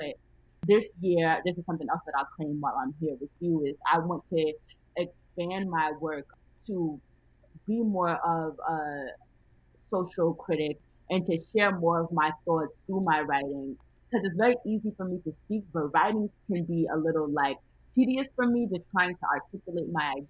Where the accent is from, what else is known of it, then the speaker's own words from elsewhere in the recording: Mount Vernon, United States; have a big, a family style dinner for free in my hometown of Mount Vernon in honor of my 22nd birthday.